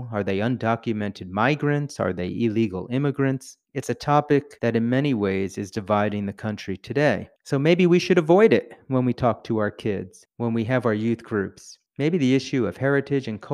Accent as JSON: {"language": "English", "region": "New Jersey", "country": "United States", "tie": "born or raised there", "said": "I also grew up with an Italian family, but in New Jersey, not in Chicago"}